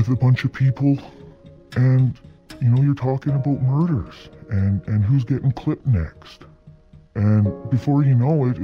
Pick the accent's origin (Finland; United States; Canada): Canada; Lower Mainland, British Columbia; I grew up in the Lower Mainland.